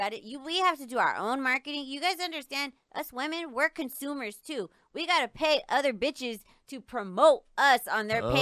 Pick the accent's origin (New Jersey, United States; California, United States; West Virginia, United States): California, United States; Riverside; I'm from Riverside